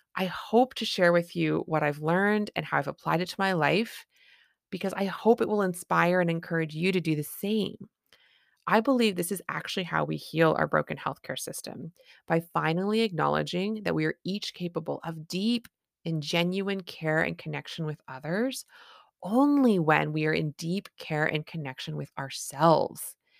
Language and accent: English; Canada; I'm a Canadian family physician